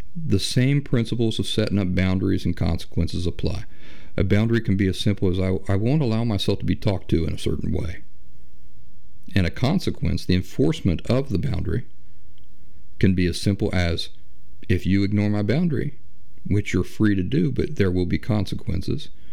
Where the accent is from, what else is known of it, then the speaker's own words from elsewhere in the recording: Appalachia, United States; I grew up in the Appalachian wilderness on hundreds of acres of untouched wooded forest